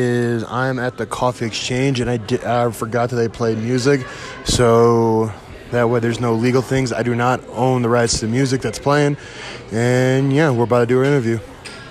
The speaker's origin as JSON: {"language": "English", "region": "Midwest", "country": "United States", "tie": "born or raised there", "also_born_or_lived": "the South", "moved": "yes", "lives_now": "Colorado, United States", "said": "I grew up in Midwest, and I'm from the South"}